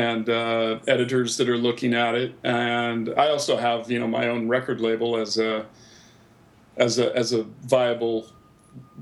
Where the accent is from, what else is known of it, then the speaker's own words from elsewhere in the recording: Pacific Northwest, United States; also born or lived in Seattle; growing up in the Pacific Northwest